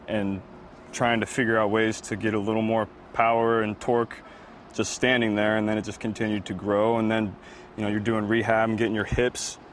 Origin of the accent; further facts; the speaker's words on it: Ohio, United States; moved away as an adult; also born or lived in Baton Rouge; I grew up in Ohio, played high school football in Ohio, but then I played my college ball in Baton Rouge